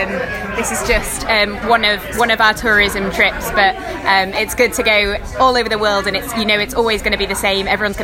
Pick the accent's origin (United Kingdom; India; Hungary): United Kingdom; London; I'm from the UK, from London